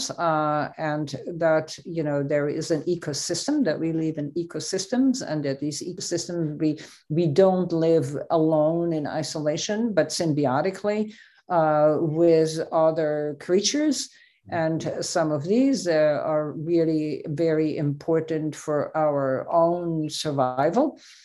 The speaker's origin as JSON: {"language": "English", "country": "Switzerland", "tie": "born or raised there", "said": "I grew up in Switzerland"}